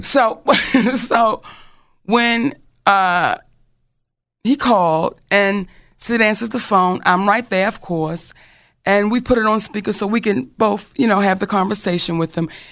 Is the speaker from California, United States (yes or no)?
no; Baltimore, Maryland, United States; I'm from Baltimore